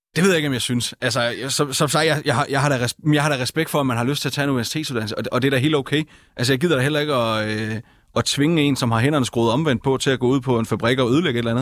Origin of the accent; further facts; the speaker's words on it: Funen, Southern Denmark, Denmark; hjemme på Fyn, hvor jeg kommer fra